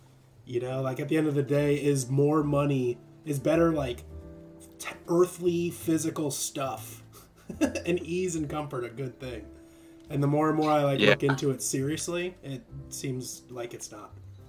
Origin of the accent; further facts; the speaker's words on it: Champaign, Illinois, United States; also born or lived in San Diego, California / Los Angeles, California; now in Nashville area, United States; I've just always been a city boy. I'm a born and raised, like, you know, my hometown wasn't like, it wasn't Chicago, but it was a big city in Illinois, like Champaign, Illinois. It's like a big college town.